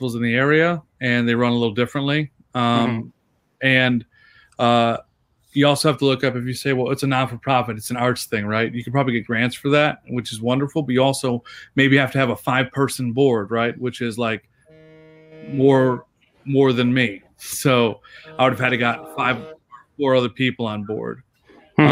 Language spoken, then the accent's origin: English; Buffalo, New York, United States; I'm from Buffalo, New York.